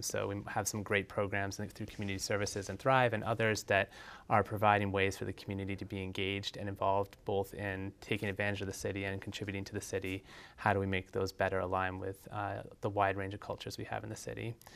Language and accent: English; Essex, Vermont, United States; also born or lived in South Burlington; now in Winooski, United States; I grew up in Essex